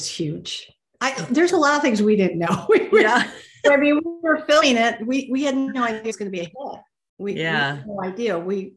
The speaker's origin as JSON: {"language": "English", "town": "Flint", "region": "Michigan", "country": "United States", "tie": "born or raised there", "also_born_or_lived": "Chicago", "moved": "yes", "said": "she's from my hometown"}